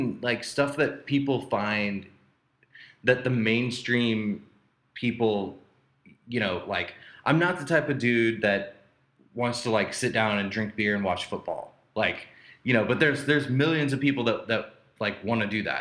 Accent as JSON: {"language": "English", "town": "Vandalia", "region": "Illinois", "country": "United States", "said": "when I was younger, I'm from a small town, and then there's in Illinois, and then I'm from Vandalia, Illinois"}